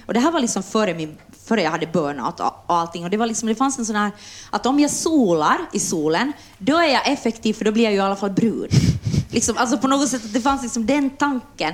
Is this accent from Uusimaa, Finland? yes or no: no; Jakobstad, Ostrobothnia, Finland; now in Helsinki, Finland; jag är från Österbotten och när jag kom hit så, så förstod jag inte ens vad folk sa.